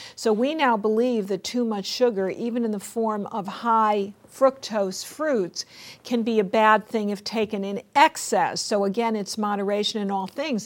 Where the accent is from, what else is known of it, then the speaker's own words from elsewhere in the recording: West Hartford, Connecticut, United States; I went back to West Hartford, Connecticut, which is my hometown, home state of Connecticut